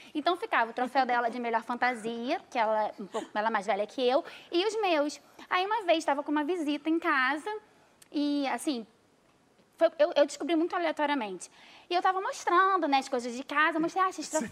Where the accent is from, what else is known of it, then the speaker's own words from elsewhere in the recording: Niterói, Rio de Janeiro, Brazil; Eu sou de Niterói